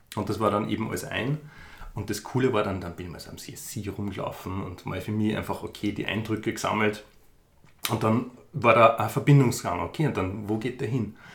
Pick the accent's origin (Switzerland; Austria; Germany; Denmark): Austria; Upper Austria; moved away as an adult; now in Vienna, Austria; ich komme ursprünglich aus Oberösterreich, lebe aber schon seit 15 Jahren knapp in Wien